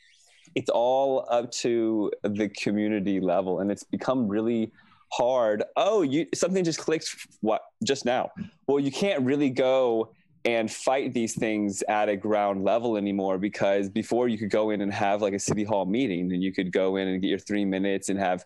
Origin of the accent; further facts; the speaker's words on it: Herndon, Virginia, United States; moved away as an adult; now in California, United States; I grew up in Herndon, Virginia, which is Fairfax County, which is probably near where you live.